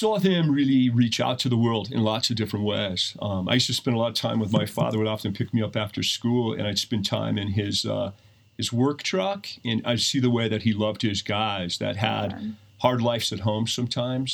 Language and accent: English; Steamboat Springs, Colorado, United States; I grew up in Steamboat